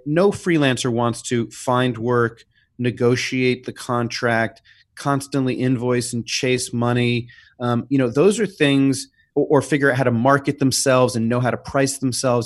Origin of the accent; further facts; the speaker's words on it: New York City, New York, United States; growing up in New York City, uh, in the seventies and the eighties